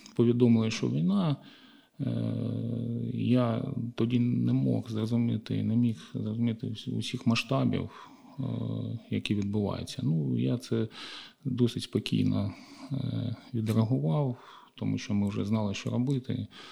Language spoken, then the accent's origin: Ukrainian; Kharkiv, Kharkiv Oblast, Ukraine; нашого рідного міста Харків